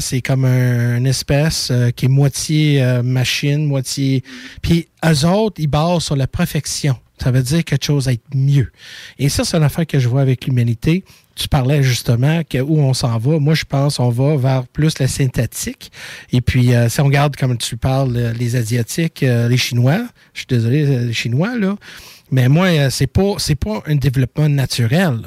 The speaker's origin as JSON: {"language": "French", "town": "Montreal", "region": "Quebec", "country": "Canada", "said": "Je viens de Montréal"}